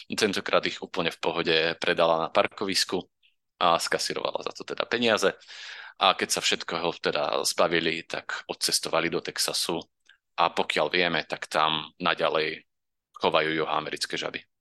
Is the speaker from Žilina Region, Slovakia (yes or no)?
yes; Orava, Žilina Region, Slovakia; u nás na Orave